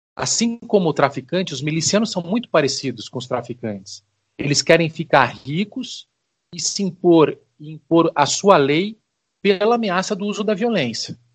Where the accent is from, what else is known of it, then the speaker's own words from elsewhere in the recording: Brazil; a gente, é, como brasileiro